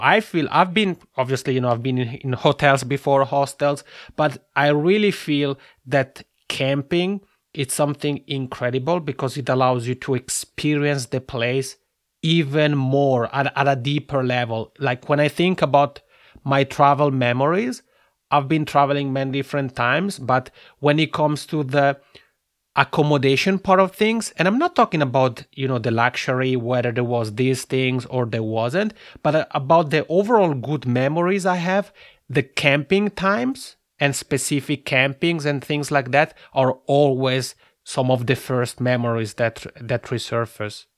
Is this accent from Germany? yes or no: no; Italian-speaking Switzerland, Switzerland; accent: macaroni accent; I'm originally from the Italian-speaking part of Switzerland. So that's where my funny macaroni accent comes from